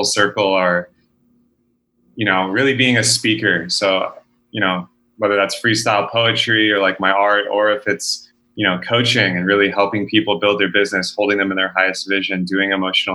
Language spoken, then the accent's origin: English; Texas, United States; I was born and raised in Texas